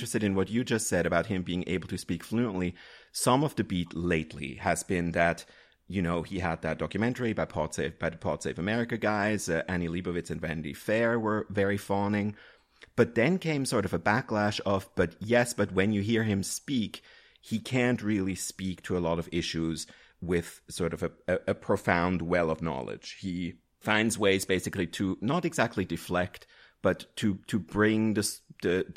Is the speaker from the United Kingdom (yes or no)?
no; Switzerland; moved away; I grew up in Switzerland.